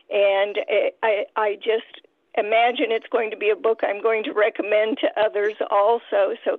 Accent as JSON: {"language": "English", "region": "Indiana", "country": "United States", "moved": "yes", "said": "I am formerly from Indiana, and I always say I am a Hoosier at heart."}